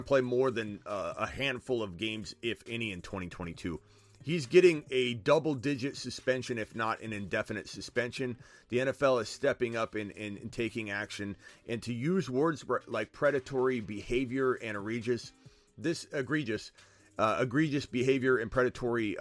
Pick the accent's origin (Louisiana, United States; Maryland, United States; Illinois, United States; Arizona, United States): Arizona, United States; I'm from Arizona